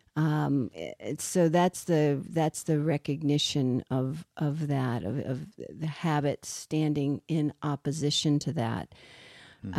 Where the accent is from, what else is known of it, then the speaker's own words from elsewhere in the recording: Richmond, Virginia, United States; I grew up in Richmond, Virginia